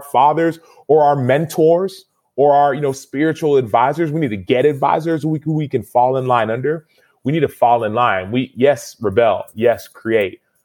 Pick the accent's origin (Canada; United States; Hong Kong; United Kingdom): United States; I was born in America